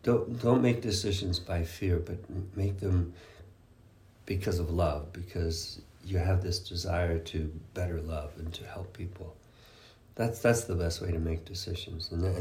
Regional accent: Canada; English is a second language; moved away; because I was moving from Canada, from French-Canadian culture, from my family, that's a big family, and leaving all that behind to go and live with, there were 12 other guys

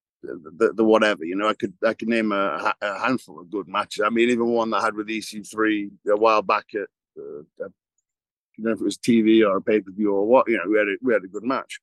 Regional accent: England, United Kingdom; moved away; we're obviously born and raised in England

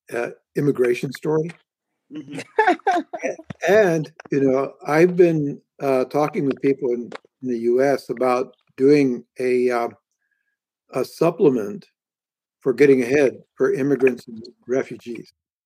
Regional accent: India; So I grew up in India

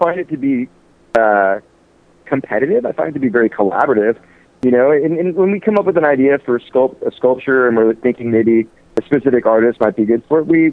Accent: San Francisco Bay Area, California, United States; I grew up in the San Francisco Bay Area

